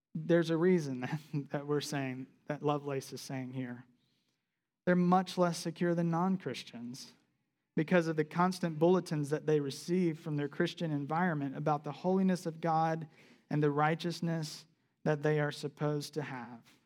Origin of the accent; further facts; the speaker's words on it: South Carolina, United States; moved away; I grew up in South Carolina.